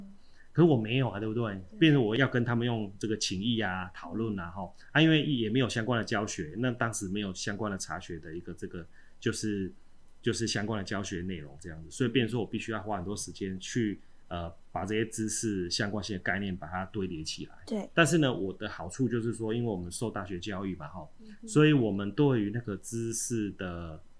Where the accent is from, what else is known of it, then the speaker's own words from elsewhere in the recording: Chiayi, Taiwan; 我们嘉义人都很好客啊哈，